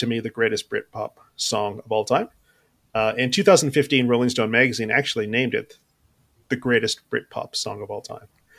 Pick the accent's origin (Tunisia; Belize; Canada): Canada; where we grew up in Canada